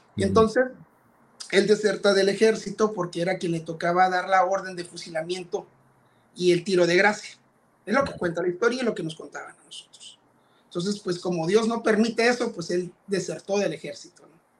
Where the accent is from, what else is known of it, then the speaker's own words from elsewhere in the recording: Ensenada, Baja California, Mexico; Yo nací en Ensenada, Baja California, que, en México